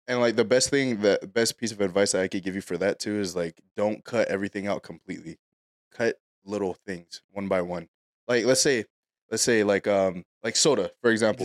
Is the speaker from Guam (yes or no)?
yes; Guam; moved away; I'm from Guam.